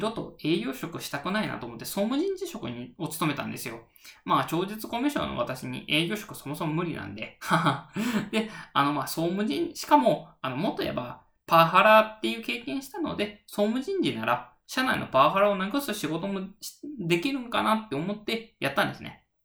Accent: Japan; 人間としての出身地は、えー、四国、中国地方ですね

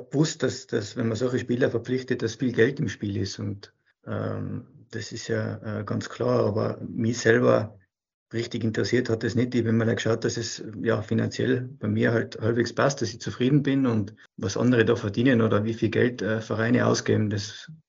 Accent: Austria; als Österreicher Profitrainer zu sein, ja, gibt es nicht viele

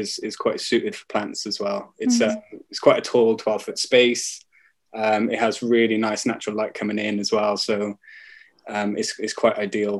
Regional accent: Wales, United Kingdom; because I'm Welsh.

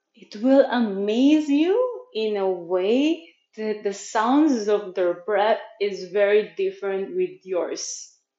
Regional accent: Manila, Metro Manila, Philippines; English is a second language; now in Chiang Mai, Thailand; I'm born and raised in Manila, Philippines

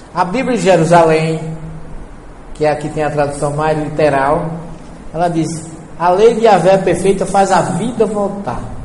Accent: Northeast Region, Brazil; eu não saí do Nordeste, só mudei de lugar

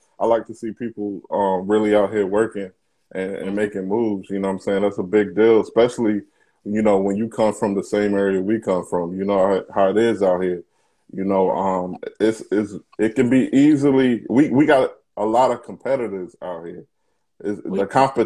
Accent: Hampton, Virginia, United States; I'm from Hampton.

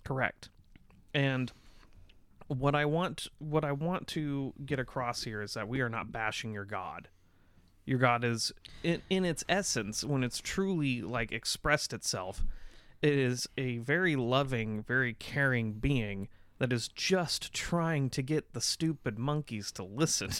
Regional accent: United States; we're American.

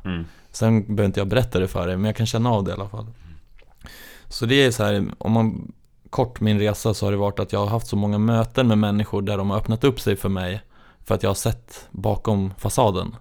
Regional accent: Gävle, Gävleborg County, Sweden; moved away; jag är uppväxt i Gävle

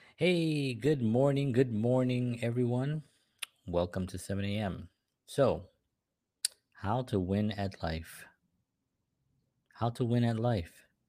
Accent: New York City, New York, United States; when I was growing up in the South Bronx

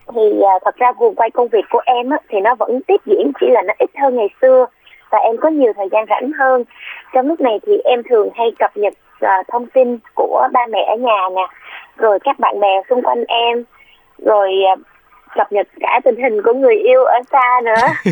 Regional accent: Vung Tau, Ba Ria-Vung Tau, Vietnam; moved away; vũng tàu là quê của

